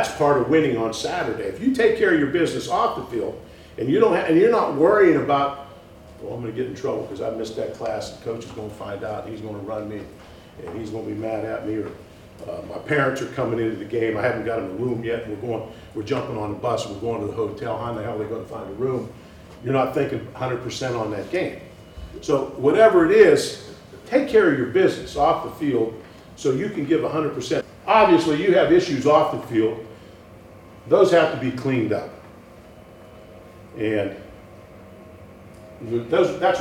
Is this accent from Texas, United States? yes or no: no; Pittsburgh, Pennsylvania, United States; now in Madison, United States; I grew up in Pittsburgh